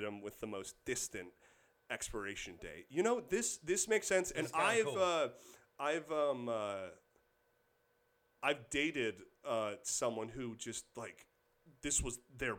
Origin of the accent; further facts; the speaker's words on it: Kansas, United States; moved away; I grew up in Kansas.